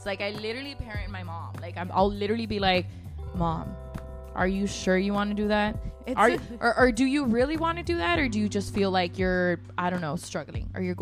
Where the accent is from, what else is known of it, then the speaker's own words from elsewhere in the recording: Monterrey, Nuevo León, Mexico; moved away as an adult; also born or lived in Chicago / Laredo; So I was born in Chicago, raised in Monterrey, and then I moved to Laredo in 2016.